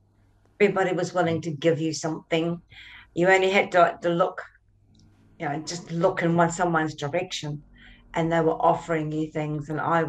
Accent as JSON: {"language": "English", "country": "New Zealand", "said": "I come from New Zealand, again, another spiritual country, but so different."}